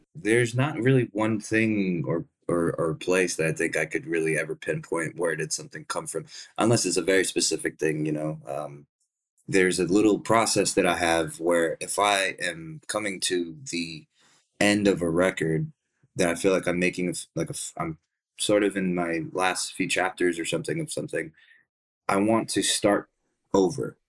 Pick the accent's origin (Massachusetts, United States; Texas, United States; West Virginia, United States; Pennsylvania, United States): Texas, United States; Dallas; also born or lived in Plano, Texas; where I grew up was in in Dallas, Texas.